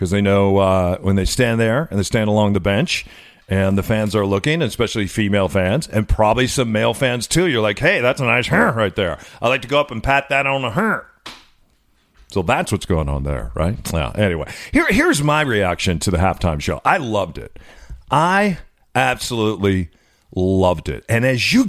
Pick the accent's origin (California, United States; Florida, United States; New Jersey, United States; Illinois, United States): Illinois, United States; I'm from Illinois.